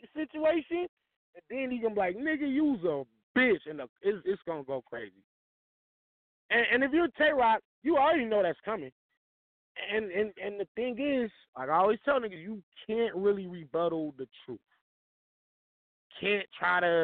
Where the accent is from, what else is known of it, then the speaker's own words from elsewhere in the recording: the West, United States; I'm from the West